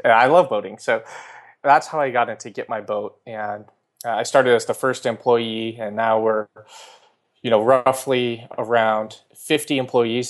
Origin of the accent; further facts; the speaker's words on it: California, United States; also born or lived in New York; California, uh, where I grew up and spent most of my time